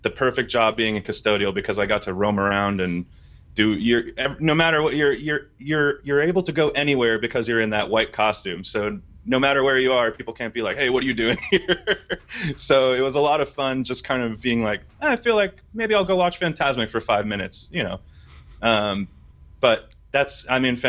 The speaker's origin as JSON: {"language": "English", "region": "Southern California", "country": "United States", "tie": "born or raised there", "said": "I grew up in Southern California"}